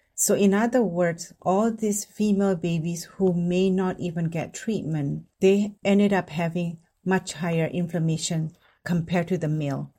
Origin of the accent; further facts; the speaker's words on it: Indonesia; moved away as an adult; now in United States; I grew up in Indonesia